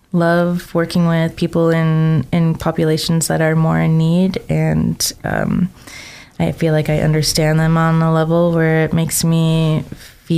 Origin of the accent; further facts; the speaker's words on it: Chicago, Illinois, United States; now in Idaho, United States; I came from originally Chicago, hopped over to the island